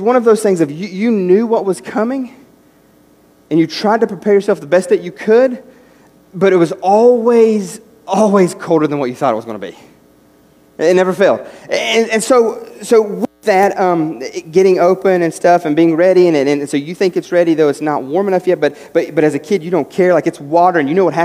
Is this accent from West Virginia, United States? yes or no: yes; West Virginia, United States; moved away; As a kid growing up in West Virginia